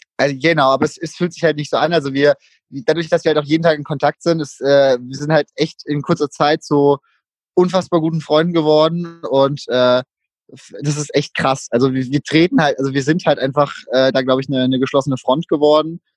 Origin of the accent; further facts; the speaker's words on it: Würzburg, Bavaria, Germany; ich komme aus Würzburg